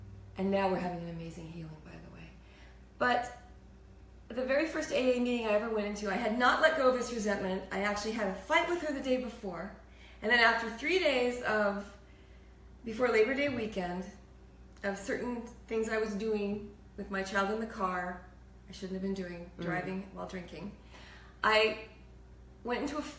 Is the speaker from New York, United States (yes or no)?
no; El Paso, Texas, United States; born there; We moved to El Paso, Texas, where I learned Spanish fluently. I was born in El Paso.